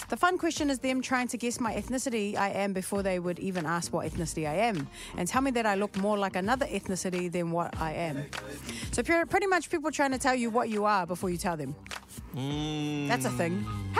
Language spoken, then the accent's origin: English; New Zealand; I'm from New Zealand.